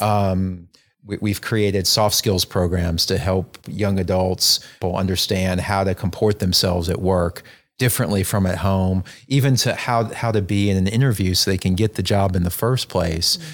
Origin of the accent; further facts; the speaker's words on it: North Alabama, United States; moved away as an adult; also born or lived in North Carolina; I grew up in North Alabama